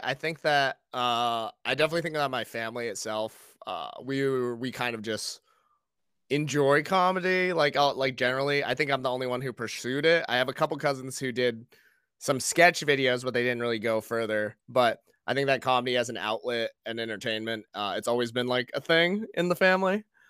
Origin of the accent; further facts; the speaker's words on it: New England, United States; And then because I grew up in New England, I thought Dane Cook was hilarious.